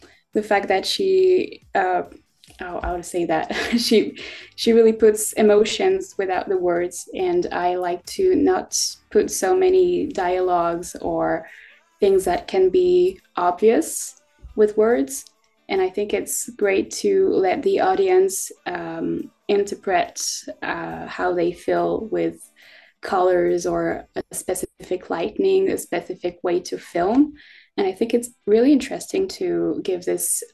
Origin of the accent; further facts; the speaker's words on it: France; I am 18 and I'm from France